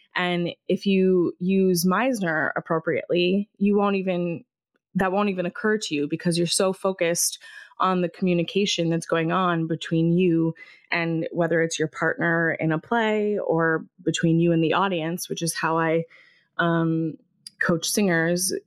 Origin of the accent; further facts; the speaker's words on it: Davenport, Iowa, United States; now in Ithaca, United States; I grew up in Davenport, Iowa, and I have lived almost since I left Iowa, I've lived in Ithaca, New York